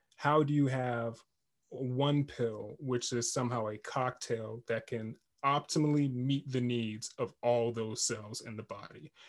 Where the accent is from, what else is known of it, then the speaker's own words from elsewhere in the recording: Jamaica; I'm Jamaican